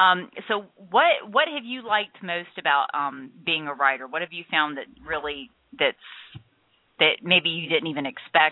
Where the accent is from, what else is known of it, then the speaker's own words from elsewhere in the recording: Florida, United States; I was born and raised here in Florida, native Floridian